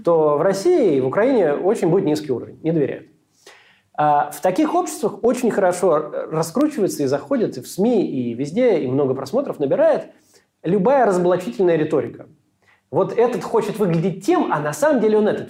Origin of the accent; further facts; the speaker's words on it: Israel; я вырос э, в Израиле